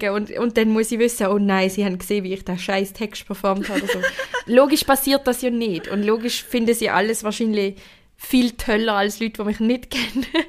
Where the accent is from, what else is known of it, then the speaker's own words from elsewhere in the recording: Basel, Basel-Stadt, Switzerland; bin als Baslerin Zürcher Meisterin geworden